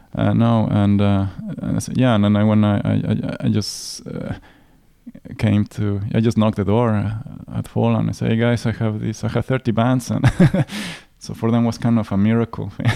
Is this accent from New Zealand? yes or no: no; Mexico City, Mexico; moved away; I come from Mexico City